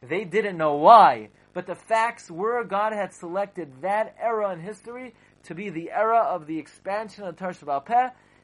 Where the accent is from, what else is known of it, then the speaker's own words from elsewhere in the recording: New York City, New York, United States; also born or lived in Boro Park, New York / Kew Gardens Hills, New York; growing up in Flatbush, and even in Bar Park I never saw things like that. And even I lived in Kew Garden Hills